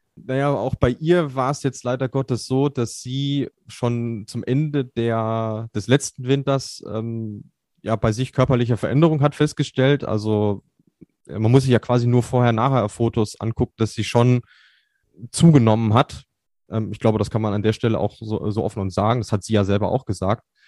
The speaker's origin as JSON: {"language": "German", "country": "Germany", "said": "bei uns in Deutschland"}